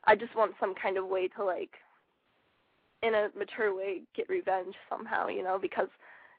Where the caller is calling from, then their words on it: Florida, United States; All right, I'm 18 and I'm from Florida.